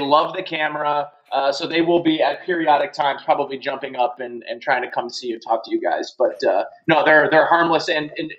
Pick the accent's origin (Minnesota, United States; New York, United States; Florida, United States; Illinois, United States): New York, United States; Hamburg; also born or lived in Buffalo, New York; I'm from Buffalo, New York originally. I grew up right where the Buffalo Bills play in Orchard Park, New York. I grew up in the neighboring town, Hamburg, New York